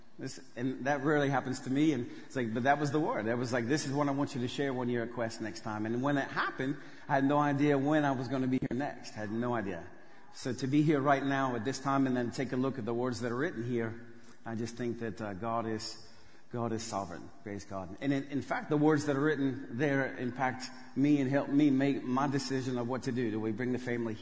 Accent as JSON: {"language": "English", "town": "Westerville", "region": "Ohio", "country": "United States", "tie": "born or raised there", "moved": "as an adult", "lives_now": "Saratov, Russia", "said": "I grew up here in Westerville, went to a good old Huber Ridge Elementary"}